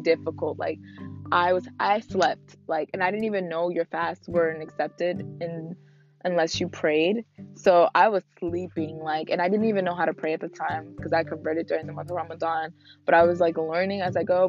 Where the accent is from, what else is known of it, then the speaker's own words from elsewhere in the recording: Newark, New Jersey, United States; I'm from I'm from Jersey, so I grew up in Newark